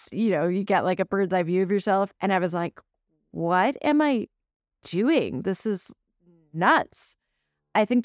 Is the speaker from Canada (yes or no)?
yes; Vancouver, British Columbia, Canada; I grew up in Vancouver, Canada